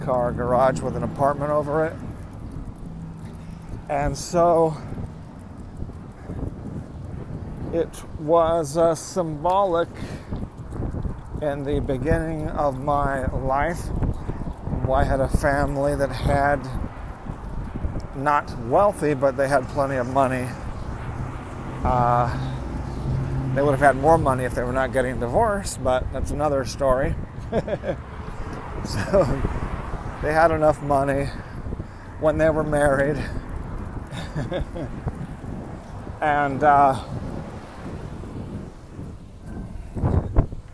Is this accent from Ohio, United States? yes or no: no; Lynwood, California, United States; this home that I was born in Linwood, Compton area. That's South Los Angeles, basically.